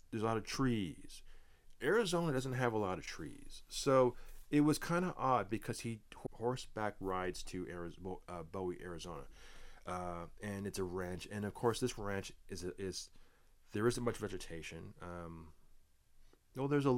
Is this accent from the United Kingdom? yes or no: no; Canada; me being a Canadian boy